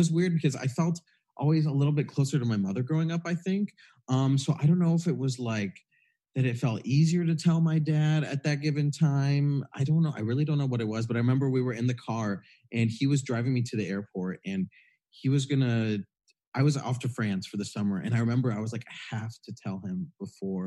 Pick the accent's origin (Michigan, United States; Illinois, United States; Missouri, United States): Michigan, United States; I grew up in Michigan in a pretty small town.